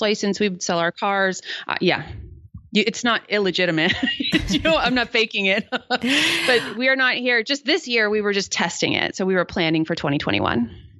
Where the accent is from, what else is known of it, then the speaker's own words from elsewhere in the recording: San Jose, California, United States; my hometown, which is San Jose, California